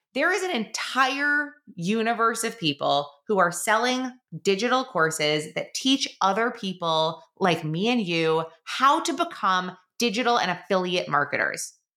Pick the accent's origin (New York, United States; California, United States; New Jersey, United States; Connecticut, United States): New York, United States; Long Island; also born or lived in Queens, New York / Syracuse, New York; I am a born and raised New Yorker. I was born in Queens, uh, lived there for a few years, then moved out to Long Island, was raised in middle school and in high school in Long Island.